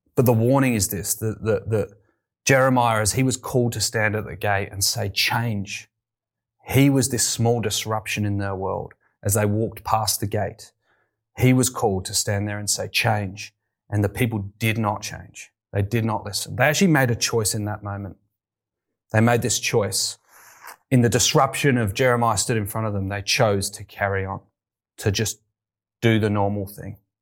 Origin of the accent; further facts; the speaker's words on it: United Kingdom; moved away as an adult; also born or lived in London; now in Australia; I wasn't always here in Australia. You may tell from my accent. I'm from the U K